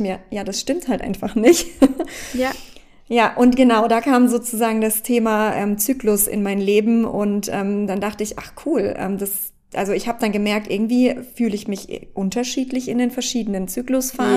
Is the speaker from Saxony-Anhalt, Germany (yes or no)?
no; Baden-Württemberg, Germany; G8 hieß das bei uns in Baden-Württemberg ähm, damals, also ich komme ja aus Deutschland